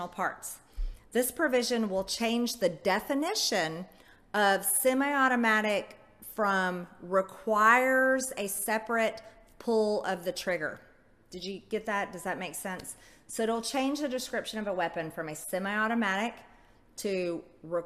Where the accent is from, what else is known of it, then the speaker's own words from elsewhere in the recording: United States; As an American